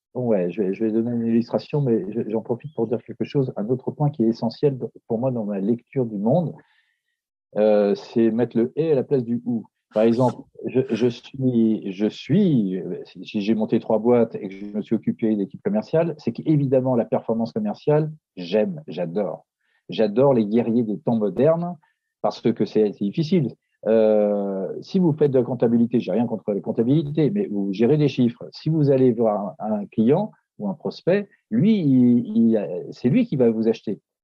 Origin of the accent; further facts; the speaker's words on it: Paris, Île-de-France, France; je suis de Paris